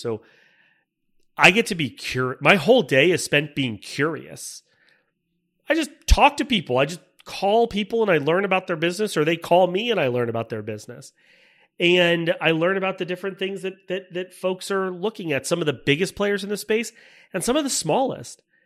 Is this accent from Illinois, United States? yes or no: no; Tampa, Florida, United States; moved away as an adult; also born or lived in Michigan; I grew up in Tampa, Florida. I, uh, was born and raised